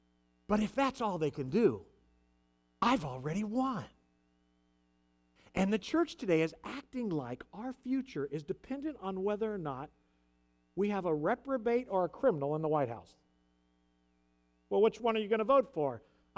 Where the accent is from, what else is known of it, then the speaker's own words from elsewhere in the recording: United States; As an American citizen, I'm going to vote in 2 weeks.